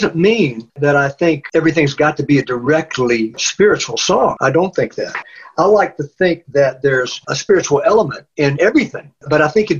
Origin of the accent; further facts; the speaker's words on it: Deep South, United States; also born or lived in Nashville; now in Hattiesburg, United States; I grew up in the Deep South, and then I went to Nashville for 36 years, and I never thought I'd find myself way down here again